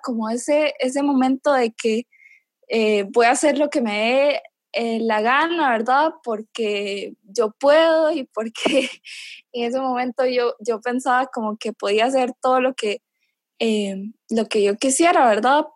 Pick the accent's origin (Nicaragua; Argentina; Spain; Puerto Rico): Nicaragua; moved away as an adult; now in Costa Rica; soy nicaragüense actualmente vivo en Costa Rica